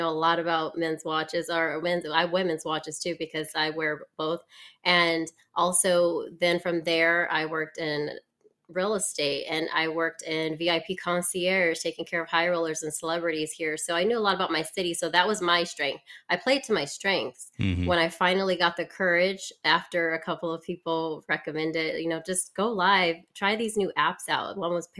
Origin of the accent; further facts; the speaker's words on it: Las Vegas, Nevada, United States; also born or lived in Detroit, United States; I'm live in Las Vegas, but I was born in Detroit, Michigan, raised here in Vegas, went to college here at UNLV.